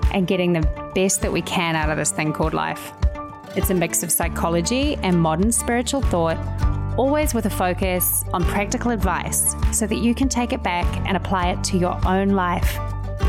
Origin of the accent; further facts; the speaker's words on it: New Zealand; accent: Kiwi; I have a Kiwi accent.